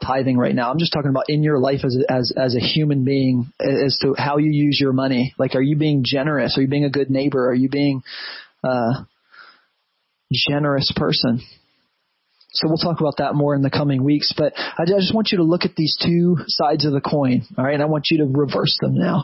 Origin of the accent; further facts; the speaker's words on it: United States; as an American Christian